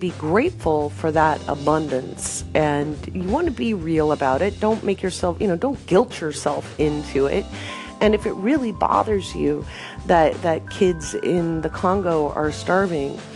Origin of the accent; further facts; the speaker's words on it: Oregon, United States; moved away as an adult; also born or lived in England / West Africa / Bahrain; I grew up in Oregon